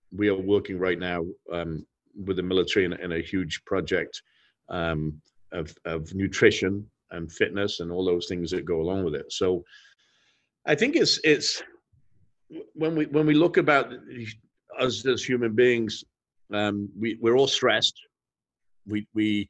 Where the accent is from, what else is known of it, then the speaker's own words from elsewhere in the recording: England, United Kingdom; moved away; I grew up in England